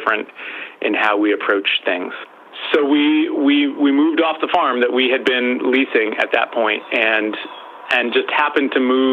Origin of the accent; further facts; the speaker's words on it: Western Massachusetts, United States; I grew up in Western Massachusetts. I still live in Western Massachusetts